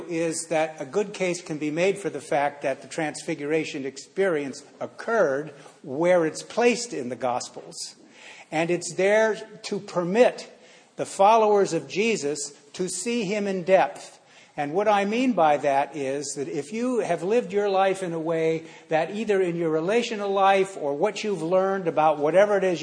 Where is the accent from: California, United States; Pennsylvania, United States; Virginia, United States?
California, United States; San Francisco; I grew up in San Francisco, you know, the Haight-Ashbury District